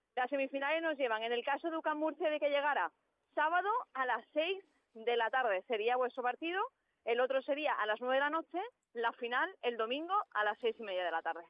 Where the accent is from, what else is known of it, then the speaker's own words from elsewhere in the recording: Málaga, Andalusia, Spain; te va a traer hasta mi tierra, hasta el Martín Carpena